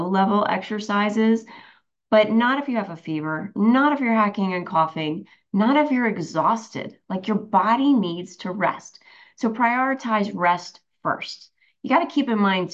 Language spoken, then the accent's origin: English; New Jersey, United States; I'm from Jersey